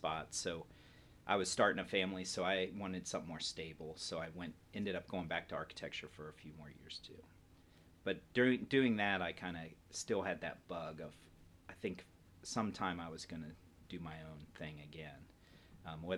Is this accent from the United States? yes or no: yes; Columbus, Ohio, United States; I'm born and raised in Columbus, Ohio